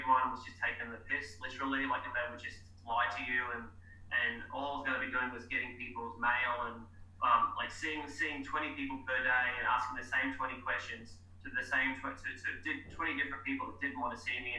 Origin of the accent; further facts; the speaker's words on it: Cairns, Queensland, Australia; my hometown, because we've had no sports psychology in Cairns ever, up in far north Queensland